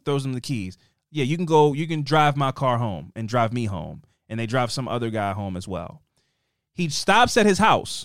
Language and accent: English; Baltimore, Maryland, United States; also born or lived in Las Vegas; we're from Baltimore